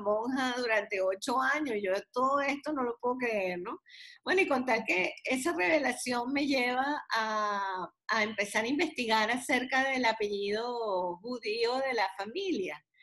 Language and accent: Spanish; Venezuela; now in United States; yo soy venezolana, pero también soy americana